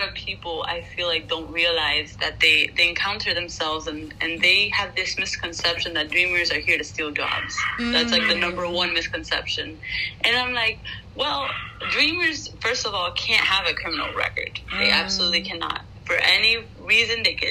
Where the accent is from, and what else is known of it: Venezuela; first language Spanish; English is a second language; now in United States